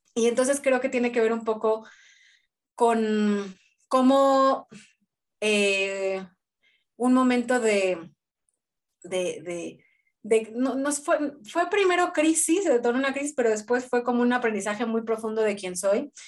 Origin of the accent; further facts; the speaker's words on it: Mexico City, Mexico; moved away as an adult; also born or lived in Buenos Aires; soy de la Ciudad de México, pero siempre viví una parte de, casas bajas, más